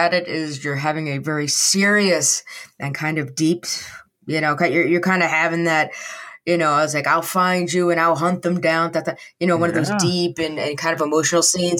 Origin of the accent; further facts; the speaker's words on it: Washington, District of Columbia, United States; I'm from the D.C. area.